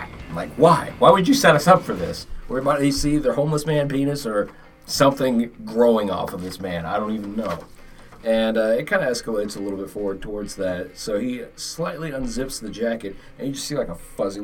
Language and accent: English; Florida, United States; born or raised there; moved away